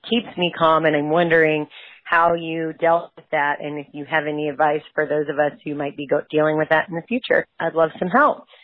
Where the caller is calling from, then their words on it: Maryland, United States; I'm calling from Maryland.